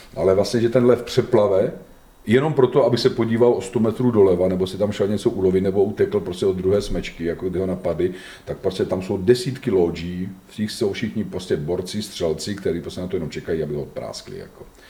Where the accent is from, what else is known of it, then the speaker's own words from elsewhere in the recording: Czechia; my máme jako Češi